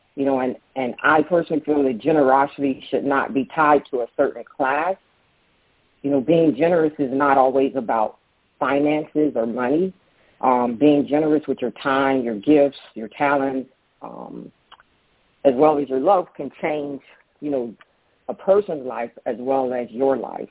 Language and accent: English; Daytona Beach, Florida, United States; now in Tampa, United States; I grew up in Daytona Beach